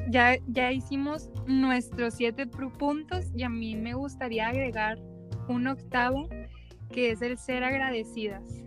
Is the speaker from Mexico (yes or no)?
yes; Mexico; somos de México